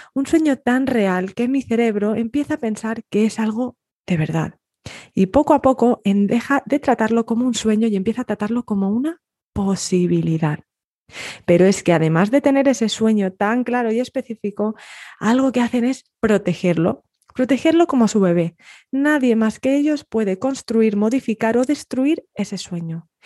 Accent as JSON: {"language": "Spanish", "country": "Spain", "also_born_or_lived": "north of England", "moved": "as an adult", "said": "yo me fui de España, con muy poco dinero en el bolsillo, con un billete de avión al norte de Inglaterra"}